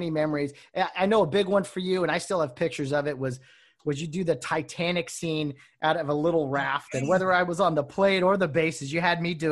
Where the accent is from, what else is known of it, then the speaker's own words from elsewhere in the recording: Glendora, California, United States; I was from Glendora